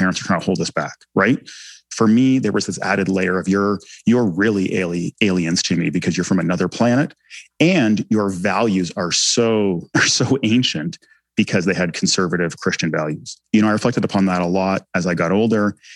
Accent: Canada; first language English; English was my first language. You know, I was embedded in Canadian society

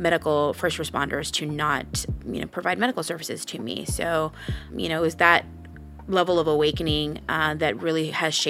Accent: California, United States; I became involved civically when I was in high school. For my particular generation here in California, in my high school life cycle

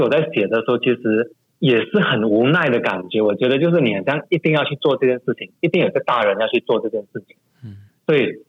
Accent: Malaysia; 从小在马来家长大

